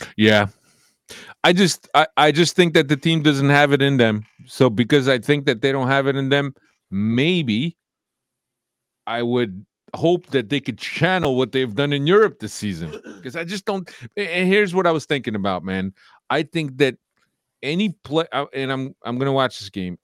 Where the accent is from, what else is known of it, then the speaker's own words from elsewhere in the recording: Kearny, New Jersey, United States; I grew up in Kearney. That's where, um, I spent my, uh, my teen